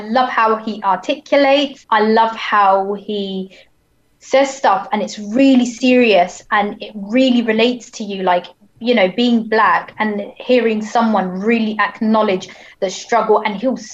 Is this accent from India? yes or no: no; Hampshire, South East England, United Kingdom; And I'm from down south. So I grew up in quite a racist place. And I was like, so I'm from Hampshire